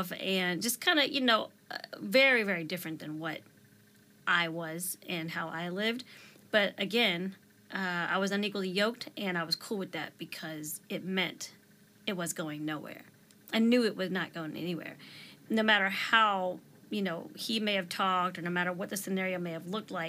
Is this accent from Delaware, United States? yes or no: yes; Delaware, United States; moved away as an adult; now in Texas, United States; Delaware is my home state, but Texas is where my family is